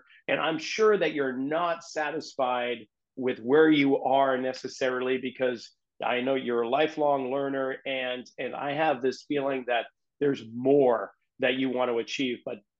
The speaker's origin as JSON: {"language": "English", "town": "Boston", "region": "Massachusetts", "country": "United States", "tie": "born or raised there", "said": "I grew up in New England, in Boston."}